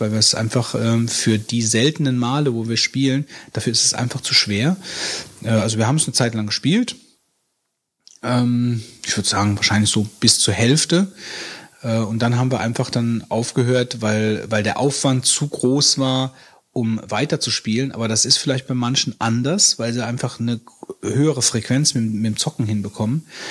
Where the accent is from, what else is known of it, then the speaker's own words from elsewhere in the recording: West Germany, Germany; ich komme aus dem Westen